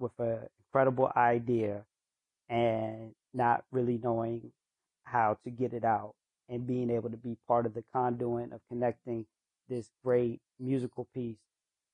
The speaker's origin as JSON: {"language": "English", "region": "Northern Virginia", "country": "United States", "tie": "born or raised there", "moved": "as an adult", "lives_now": "Atlanta, United States", "said": "I grew up in Northern Virginia"}